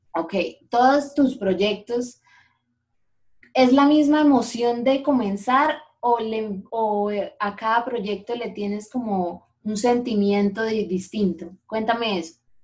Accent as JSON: {"language": "Spanish", "town": "Bucaramanga", "region": "Santander", "country": "Colombia", "said": "los bumangueses no somos tan patriotas, tan regionales como los paisas"}